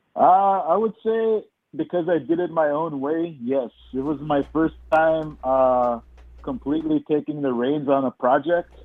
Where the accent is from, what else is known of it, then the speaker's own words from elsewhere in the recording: Little Saskatchewan First Nation, Interlake, Manitoba, Canada; I come from the Little Saskatchewan First Nation, located in the heart mm-hmm. of the mm-hmm. Interlake